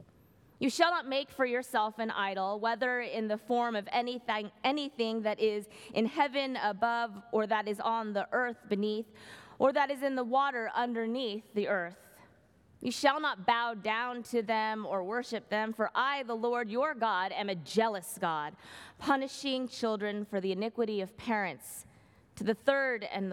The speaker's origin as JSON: {"language": "English", "area": "Bay Area", "region": "California", "country": "United States", "tie": "born or raised there", "also_born_or_lived": "New York City", "moved": "as an adult", "lives_now": "Berkeley, United States", "said": "I grew up in the Bay Area, I spent a decade and a half living in New York City."}